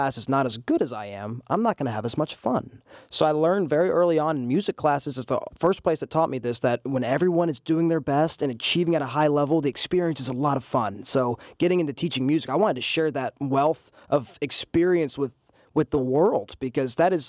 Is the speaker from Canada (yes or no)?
no; England, United Kingdom; also born or lived in Okinawa, Japan; now in United States; I was born in Okinawa, Japan. I started school in England in the British school system, moved to the United States in the early 2000s.